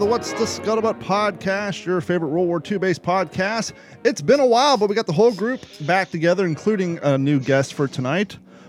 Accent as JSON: {"language": "English", "country": "United States", "also_born_or_lived": "Ohio / Kentucky", "said": "I'm from Ohio and Kentucky, and this, I mean, we're basically the tri-state"}